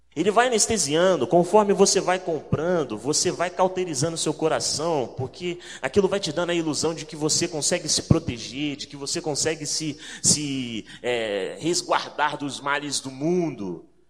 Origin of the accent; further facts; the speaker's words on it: Rio de Janeiro, Brazil; moved away; also born or lived in São Paulo; Sou do Rio de Janeiro